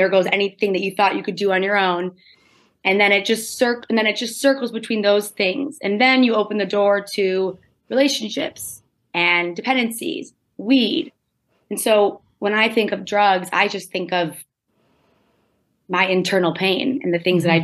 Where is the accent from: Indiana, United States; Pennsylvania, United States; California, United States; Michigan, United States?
Michigan, United States; suburbs of Detroit; I grew up in Michigan. I say I grew up in Detroit, but I grew up in the suburbs of Detroit